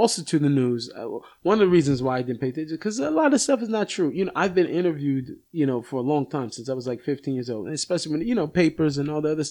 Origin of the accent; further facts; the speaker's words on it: Seattle, Washington, United States; now in Israel; I grew up in Seattle.